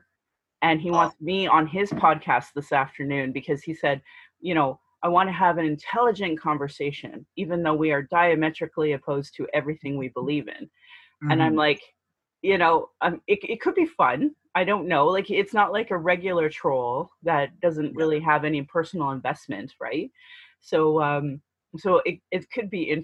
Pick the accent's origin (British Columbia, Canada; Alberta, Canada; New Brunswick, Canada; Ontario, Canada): Alberta, Canada; Sylvan Lake; now in Calgary, Canada; I grew up in Sylvan Lake